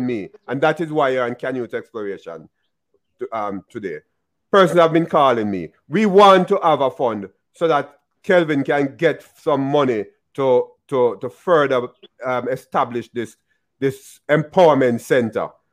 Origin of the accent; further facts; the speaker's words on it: Jamaica; I'm Jamaican